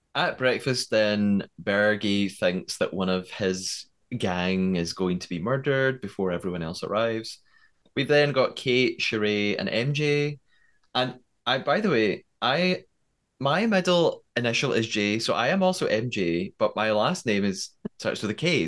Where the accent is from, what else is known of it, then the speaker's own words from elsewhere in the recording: United Kingdom; as a British person